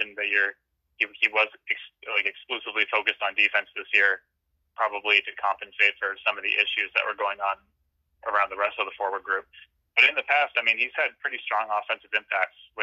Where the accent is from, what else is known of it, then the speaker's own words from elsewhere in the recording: Halifax, Nova Scotia, Canada; moved away; I'm from Halifax. I will admit that I left Halifax